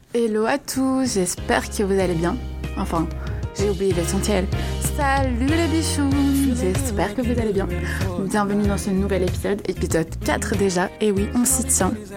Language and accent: French; France; moved away as an adult; also born or lived in Paris; now in Quebec, Canada; comment on vit en tant que Français